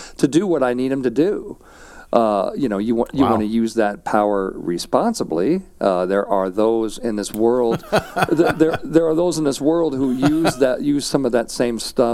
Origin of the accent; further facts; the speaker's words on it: St. Louis, Missouri, United States; I grew up in St. Louis, Missouri.